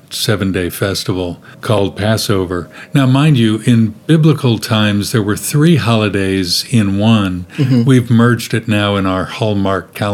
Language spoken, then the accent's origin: English; Kansas City, Missouri, United States; moved away as an adult; now in Sydney, Australia; I grew up in the middle of the United States in Kansas City